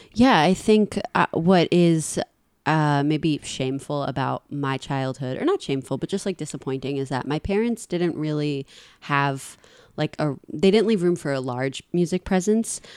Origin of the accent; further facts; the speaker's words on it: New York City, New York, United States; I grew up in a part of Queens where driving was a normal thing